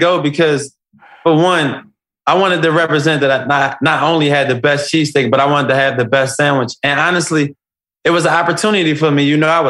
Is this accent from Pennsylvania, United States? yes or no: yes; Philadelphia, Pennsylvania, United States; My life was a pivot. I come from West Philadelphia. I come from the jungle.